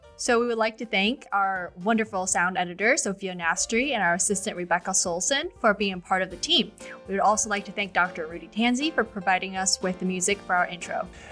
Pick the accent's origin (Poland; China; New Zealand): China; now in Boston, United States; growing up in China